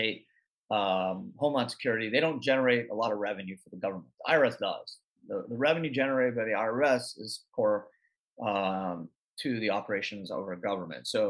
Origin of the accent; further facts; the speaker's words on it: Canada; now in United States; I was born in Canada. I still have a Canadian passport